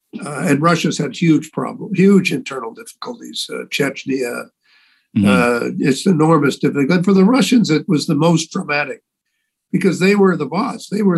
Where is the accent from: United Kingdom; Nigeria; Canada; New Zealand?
Canada; A feeling that as a Canadian representative here, I have to speak for my country, for the values that I think Canadians have, that I've learned about over the years.